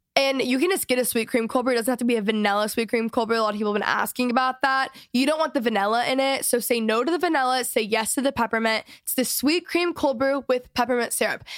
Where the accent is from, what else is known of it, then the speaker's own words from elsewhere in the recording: Dallas, Texas, United States; moved away; I'm from Dallas